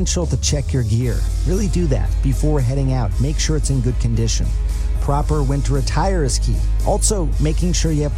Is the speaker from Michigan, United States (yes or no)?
yes; Michigan, United States; I grew up in Michigan